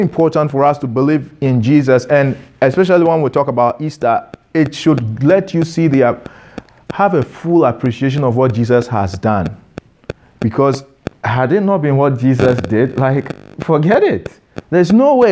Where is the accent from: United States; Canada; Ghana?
Ghana; I am Ghanaian. You can't remove my Ghanaianness from me